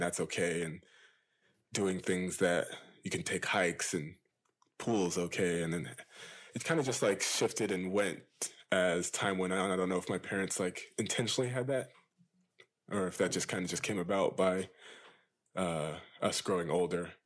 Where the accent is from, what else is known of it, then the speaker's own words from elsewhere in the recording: Loma Linda, California, United States; I grew up in this town called Loma Linda. It's in California